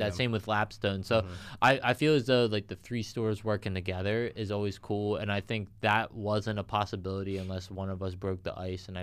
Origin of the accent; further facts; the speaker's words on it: Philadelphia, Pennsylvania, United States; we're all from Philly. We're all born and raised in Philly